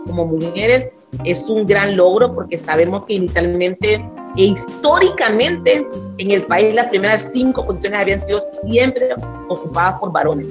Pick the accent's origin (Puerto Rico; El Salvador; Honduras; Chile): Honduras; Santa Rosa de Aguán, Colón; yo nací en Santa Rosa de Aguán, en la comunidad garífuna, hoy por hoy más pobre de nuestro país